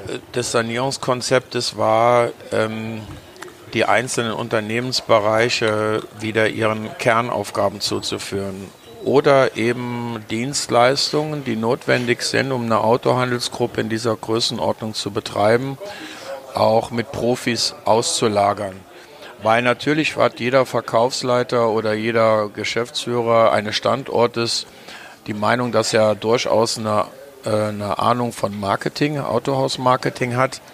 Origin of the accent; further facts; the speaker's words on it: Trier, Rhineland-Palatinate, Germany; moved away; in meiner Heimatstadt Trier